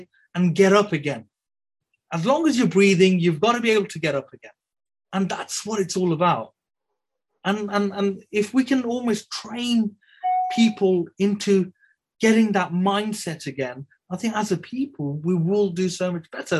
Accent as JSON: {"language": "English", "town": "Birmingham", "region": "West Midlands", "country": "United Kingdom", "tie": "born or raised there", "said": "I'm a Brummie born and bred"}